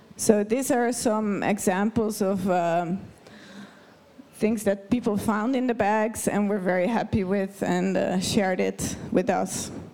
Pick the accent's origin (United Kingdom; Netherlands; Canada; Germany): Netherlands; now in Davos, Switzerland; I'm a Dutch person